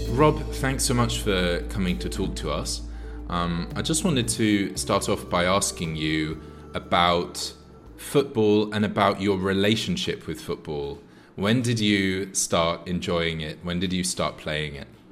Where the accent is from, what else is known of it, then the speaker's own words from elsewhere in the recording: United Kingdom; We're two British people